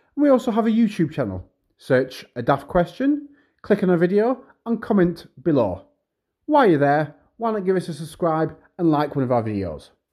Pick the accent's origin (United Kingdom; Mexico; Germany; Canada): United Kingdom; the north of England; accent: Northern; my Northern accent